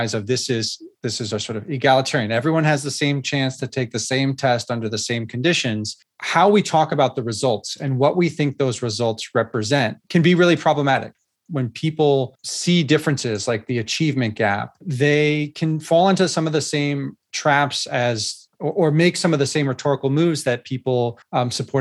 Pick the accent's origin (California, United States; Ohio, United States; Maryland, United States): California, United States; my home state of California